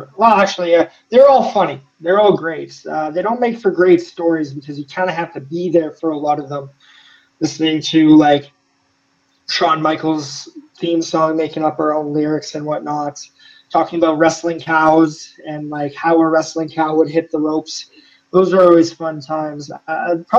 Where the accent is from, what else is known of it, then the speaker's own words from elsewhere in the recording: Canada; as a Canadian